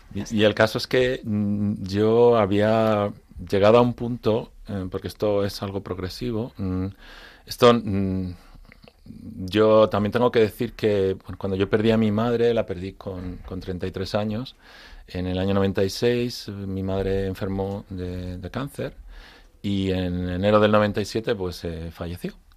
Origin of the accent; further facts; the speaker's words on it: Madrid, Community of Madrid, Spain; also born or lived in Frankfurt, Germany; now in Madrid, Spain; yo soy madrileño, pero de raíces gallegas